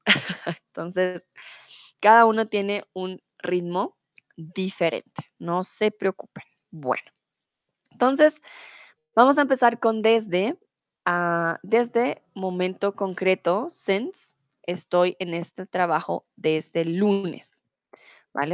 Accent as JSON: {"language": "Spanish", "region": "Bogotá", "country": "Colombia", "moved": "yes", "lives_now": "Germany", "said": "soy de Colombia, de Bogotá, eh, comúnmente vivo en Alemania, ahora estoy aquí en Bogotá"}